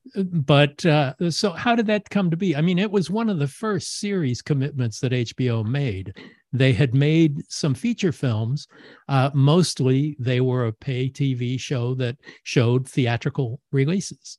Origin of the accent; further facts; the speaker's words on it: Los Angeles, California, United States; you're talking about my hometown